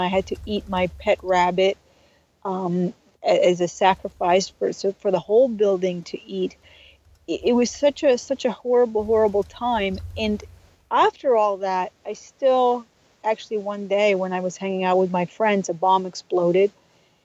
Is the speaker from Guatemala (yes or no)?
no; Mostar, Herzegovina-Neretva Canton, Bosnia & Herzegovina; moved away; I am originally from Bosnia, and when I was 16 years old, I lived through a genocide